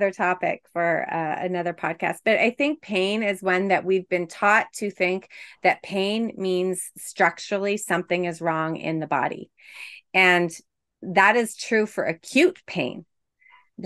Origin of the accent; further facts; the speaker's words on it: Quebec, Canada; now in Toronto, Canada; I'm from Quebec